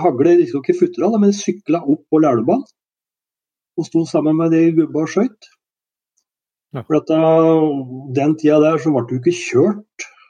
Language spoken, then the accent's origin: Norwegian; Gjøvik, Innlandet, Norway; also born or lived in Bagn, Valdres / Stor-Elvdal / Sweden; Og flytta etter hvert til Gjøvik, hvor jeg gikk på skole